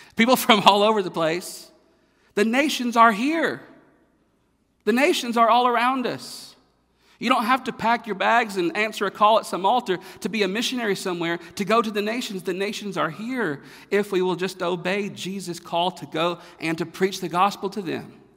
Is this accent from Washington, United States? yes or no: no; North Carolina, United States; moved away; I'm from North Carolina. I'm from the South.